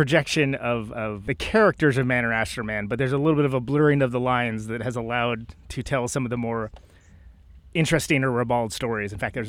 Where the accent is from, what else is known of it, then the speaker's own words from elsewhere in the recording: Oakland, California, United States; now in Milwaukee, United States; I mean, I'm a transplant. I'm actually from Oakland, California